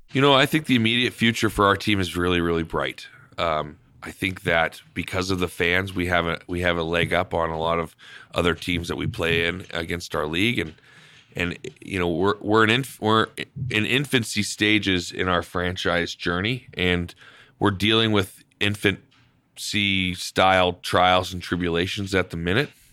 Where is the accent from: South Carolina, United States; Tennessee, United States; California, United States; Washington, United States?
Washington, United States; Spokane; moved away as an adult; also born or lived in Canada; now in Idaho Falls, United States; I grew up in Spokane